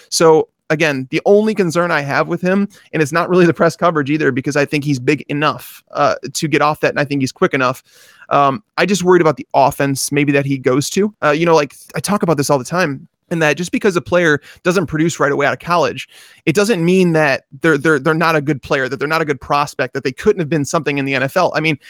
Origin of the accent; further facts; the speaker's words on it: Chicago, Illinois, United States; I'm from Chicago.